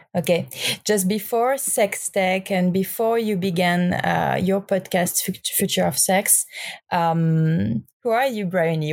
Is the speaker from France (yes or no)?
yes; France; accent: French; English is a second language; my English and my French accent